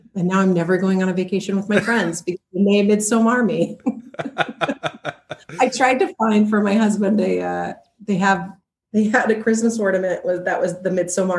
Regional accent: Seattle, Washington, United States; moved away; I'm from Seattle, Washington originally, north of California.

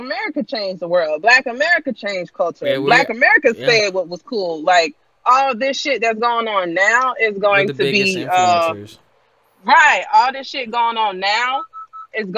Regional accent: United States; I'm proud to be a Black American

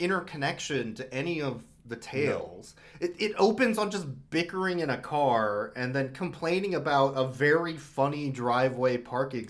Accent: Midwest, United States; As a Midwesterner

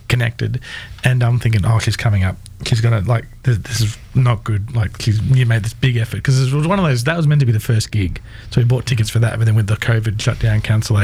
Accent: Townsville, Queensland, Australia; I'm from Townsville

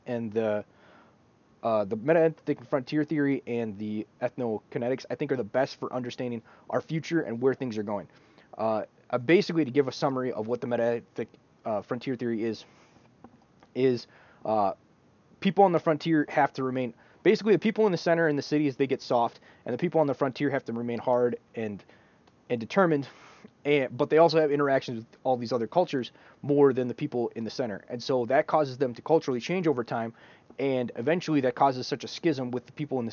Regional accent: United States; as an American

